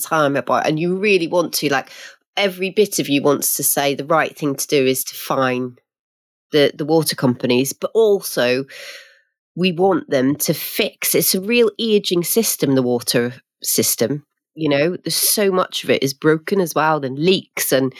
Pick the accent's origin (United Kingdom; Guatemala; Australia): United Kingdom; Northern Ireland; I'm Northern Irish